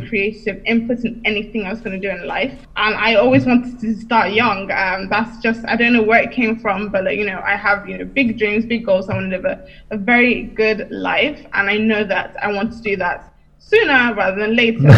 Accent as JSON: {"language": "English", "country": "United Kingdom", "said": "I'm from the UK, but my heritage is Nigeria."}